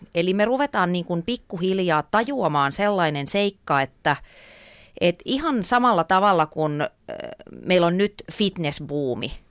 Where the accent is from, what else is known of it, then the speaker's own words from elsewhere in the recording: Ypäjä, Tavastia Proper, Finland; silloin kun mä olin pieni, niin mä asuin tota Ypäjällä, mä olen sieltä kotoisin